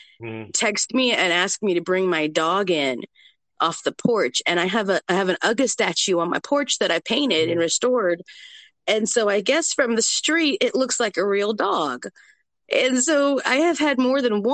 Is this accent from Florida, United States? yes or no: no; Georgia, United States; I grew up in Georgia